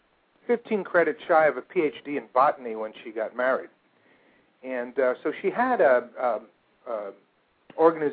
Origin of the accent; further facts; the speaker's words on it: a suburb of New York in New Jersey, United States; I grew up in a suburb of New York in New Jersey